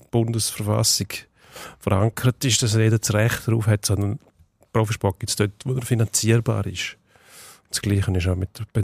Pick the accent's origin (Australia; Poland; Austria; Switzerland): Switzerland; Wir, wir kleinen Schweizer haben so gute Tennisspieler.